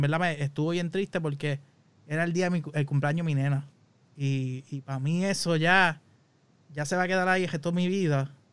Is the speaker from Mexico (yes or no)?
no; Puerto Rico; moved away; esas son las cosas que llenan uno como puertorriqueño acá